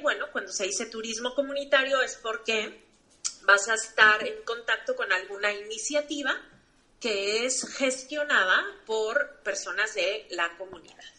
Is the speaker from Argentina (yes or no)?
no; Mexico; yo como mexicana